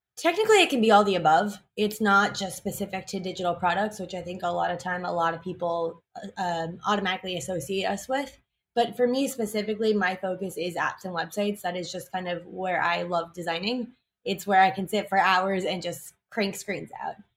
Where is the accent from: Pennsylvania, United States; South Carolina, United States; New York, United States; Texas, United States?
New York, United States; New York City; I'm born and raised in New York City